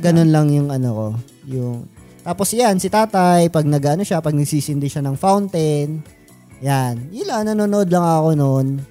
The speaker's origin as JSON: {"language": "Tagalog", "town": "Caloocan", "region": "Metro Manila", "country": "Philippines", "said": "sa amin sa Caloocan, uh, ah, do sa neighborhood namin"}